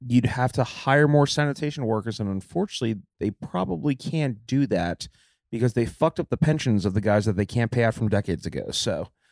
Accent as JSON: {"language": "English", "town": "New York City", "region": "New York", "country": "United States", "said": "I'm a New Yorker"}